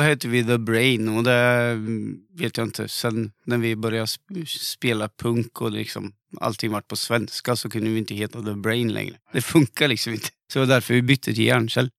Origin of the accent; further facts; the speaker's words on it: Linköping, Östergötland, Sweden; accent: östgötska; Jag har aldrig sjungit på östgötska